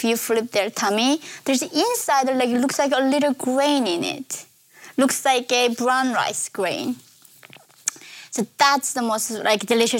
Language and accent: English; North Korea; born or raised there; English is a second language; also born or lived in South Korea; now in New York, United States